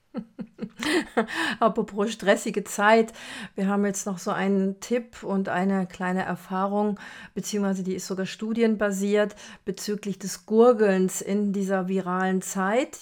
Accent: Brazil; moved away; Ich bin ja in Brasilien groß geworden

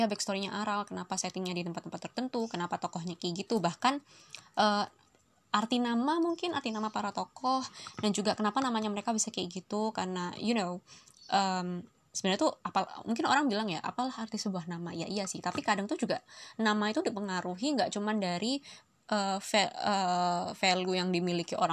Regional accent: Surabaya, East Java, Indonesia; accent: medok; now in Depok, Indonesia; aku pas mulai ndek Surabaya kayak suwe jadi lek misalnya ngomong gue lo aku rada medok-medok iya sepurane yo rek aku wes suwe kak tinggal dek Depok

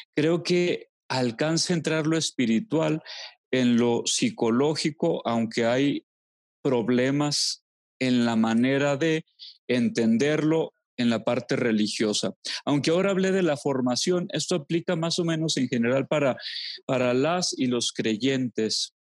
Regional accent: Los Altos de Jalisco, Mexico; moved away; also born or lived in Monterrey / Durango; volví a mis queridísimos Saltos de Jalisco después de, después de 20 años de haberme ido. Eh, fue, bello reencontrarme con mi mamá

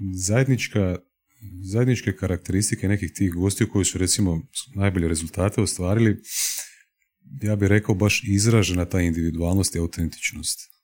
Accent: Osijek, Osijek-Baranja County, Croatia; moved away as an adult; also born or lived in Slavonski Brod; now in Zagreb, Croatia; odrastao sam u Osijeku.

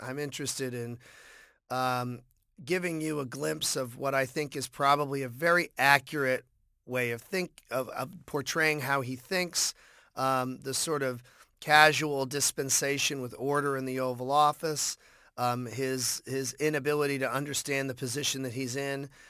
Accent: Boston, Massachusetts, United States; growing up in Boston

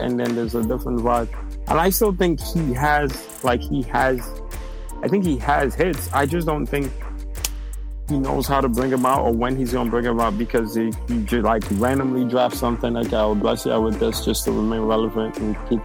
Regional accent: New York City, New York, United States; I'm from the Bronx

